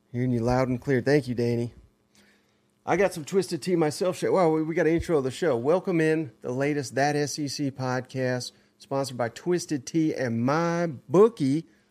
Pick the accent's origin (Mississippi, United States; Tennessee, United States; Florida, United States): Tennessee, United States; Nashville; I'm from Nashville